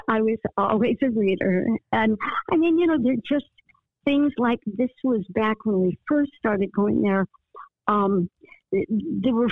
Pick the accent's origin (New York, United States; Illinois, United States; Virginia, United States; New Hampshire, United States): Virginia, United States; Falls Church; also born or lived in Washington, D.C.; now in Detroit, United States; I grew up in a town that was just like 7 miles outside of D.C. called Falls Church, Virginia